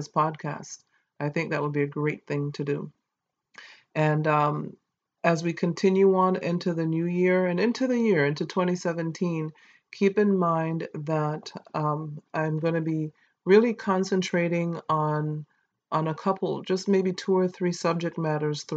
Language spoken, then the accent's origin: English; St. Kitts & Nevis; accent: Caribbean; I was born in St. Kitts